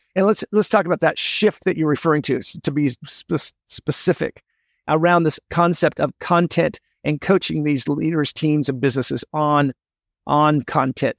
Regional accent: Olympia, Washington, United States; also born or lived in San Diego; now in San Jose, United States; I'm from Olympia, Washington

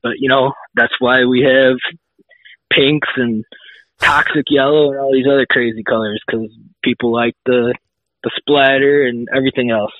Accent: Illinois, United States; grew up uh, about an hour or so away from Decal Works. Um, small town, Illinois

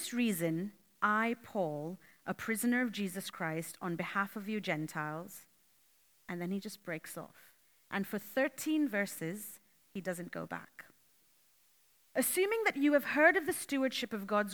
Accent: Canada; moved away as an adult; now in Australia; I'm from Canada and I've moved to Australia 5 months ago

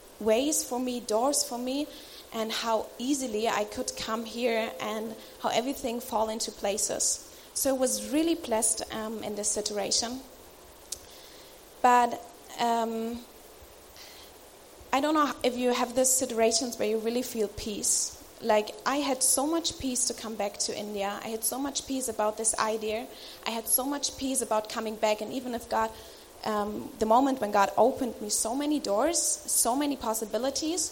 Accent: Germany; I'm from Germany

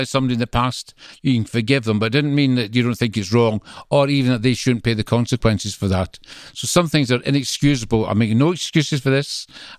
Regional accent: Greenock, Scotland, United Kingdom; accent: Scottish; now in England; I'm from the Glasgow side, a town called Greenock.

